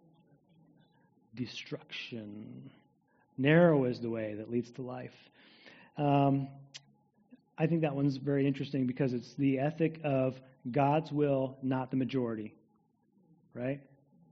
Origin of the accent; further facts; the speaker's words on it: United States; As American people in the 21st century